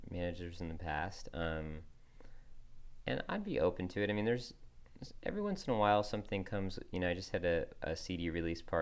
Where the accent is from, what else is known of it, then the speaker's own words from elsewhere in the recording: Northeast, United States; I grew up in the Northeast